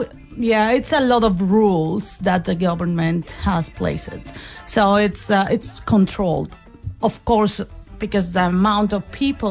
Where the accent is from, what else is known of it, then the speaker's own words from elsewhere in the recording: Mexico City, Mexico; English is a second language; also born or lived in Auckland, New Zealand; now in Hamilton, New Zealand; I'm originally from Mexico City. So it's not small at all. It's 23 million people just in the city.